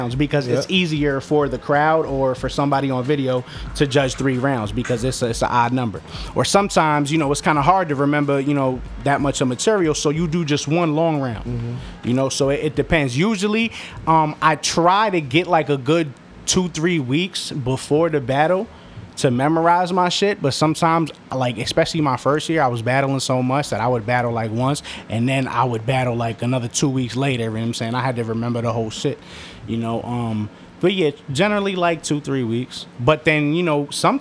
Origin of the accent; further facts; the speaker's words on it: New York, United States; also born or lived in Westchester / Queens; I actually was born in Washington Heights